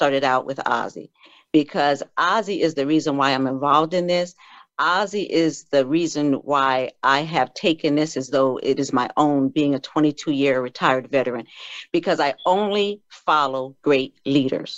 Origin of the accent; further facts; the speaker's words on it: Fairfield, Connecticut, United States; I was born in Fairfield, Connecticut